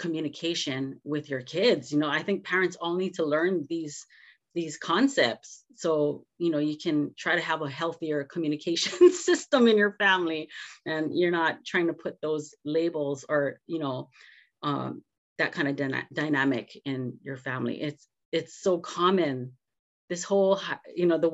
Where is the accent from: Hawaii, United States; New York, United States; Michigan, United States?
Hawaii, United States; growing up in Hawaii